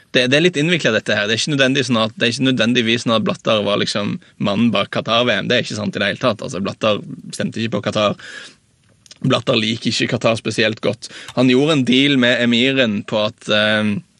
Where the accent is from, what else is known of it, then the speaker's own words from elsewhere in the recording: Norway; som nordmann